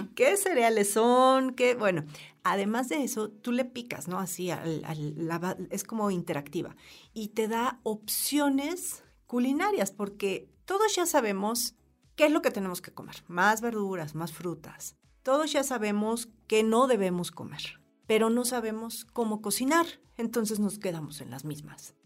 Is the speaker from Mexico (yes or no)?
yes; Mexico; como mexicanos